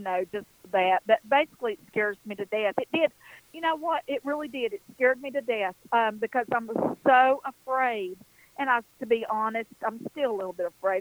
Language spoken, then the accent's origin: English; western North Carolina, United States; I'm an Appalachian girl. It's exactly what I am, right here in the foothills.